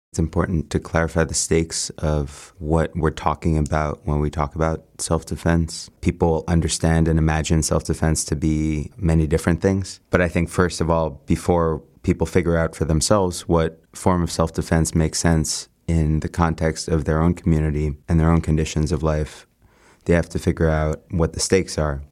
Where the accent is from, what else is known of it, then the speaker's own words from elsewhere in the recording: New York City, New York, United States; I'm a New Yorker